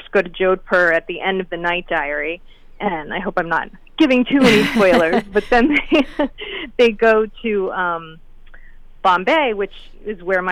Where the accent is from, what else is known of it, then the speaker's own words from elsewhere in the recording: Wilton, Connecticut, United States; I grew up in Wilton, Connecticut